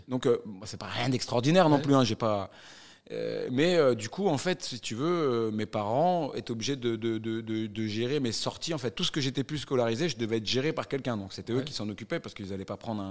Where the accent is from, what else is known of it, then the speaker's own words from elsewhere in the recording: northern suburbs of Paris, Île-de-France, France; Quand tu viens d'où je viens, donc ouais. Euh, banlieue nord de Paris